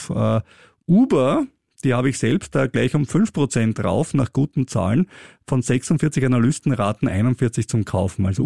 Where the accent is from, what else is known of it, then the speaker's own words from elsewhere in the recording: Austria; wie zum Beispiel auch bei uns in Österreich